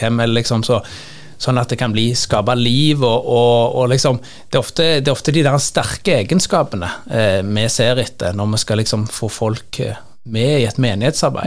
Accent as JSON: {"language": "Norwegian", "town": "Sandnes", "region": "Rogaland", "country": "Norway", "said": "Jeg er fra Sandnes og jobber også prest i Sandnes"}